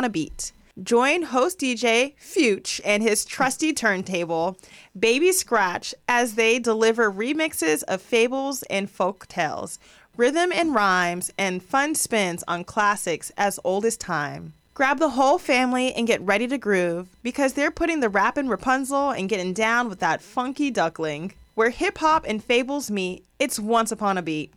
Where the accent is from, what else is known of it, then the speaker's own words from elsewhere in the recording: Los Angeles, California, United States; growing up out here in LA, there's people all over the place